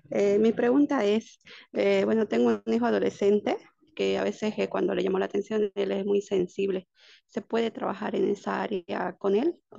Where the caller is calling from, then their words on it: Cochabamba, Bolivia; Hola, buenas noches. Eh, soy de Cochabamba, Bolivia.